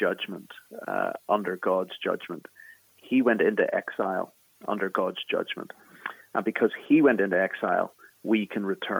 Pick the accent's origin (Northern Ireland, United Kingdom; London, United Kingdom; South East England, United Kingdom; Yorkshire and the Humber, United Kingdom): Northern Ireland, United Kingdom; Belfast; accent: Irish; moved away as an adult; now in Philadelphia, United States; I'm from Belfast in the north of Ireland, in Northern Ireland.